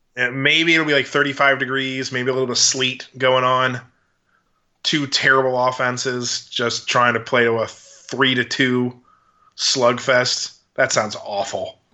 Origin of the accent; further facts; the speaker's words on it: Baltimore, Maryland, United States; now in Dallas, United States; I'm from Baltimore